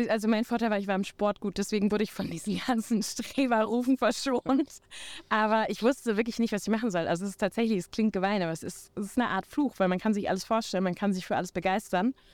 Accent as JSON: {"language": "German", "region": "North Rhine-Westphalia", "country": "Germany", "accent": "North German", "said": "Vom Hintergrund her komme ich aber aus Westfalen der norddeutsche Akzent ist mir angeeignet in den letzten Jahren."}